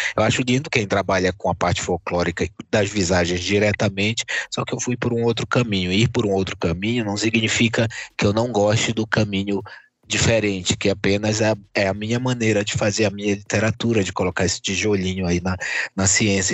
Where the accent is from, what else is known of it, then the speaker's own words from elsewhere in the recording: Castanhal, Pará, Brazil; also born or lived in Salinópolis / Belém; cresci em Castanhal